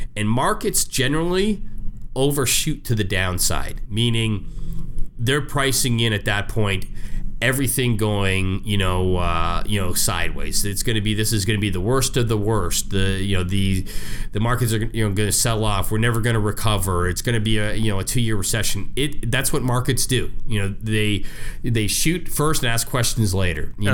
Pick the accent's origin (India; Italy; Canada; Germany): Canada; I'm, I'm Canadian. You know, I was born Canadian